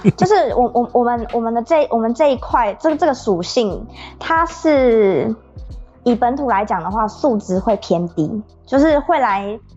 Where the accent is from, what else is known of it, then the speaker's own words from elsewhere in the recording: Taiwan; 我是台湾人